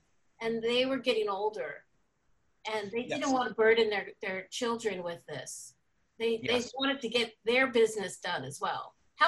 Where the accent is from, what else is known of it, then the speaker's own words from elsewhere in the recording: New York City, New York, United States; I'm from the Lower East Side.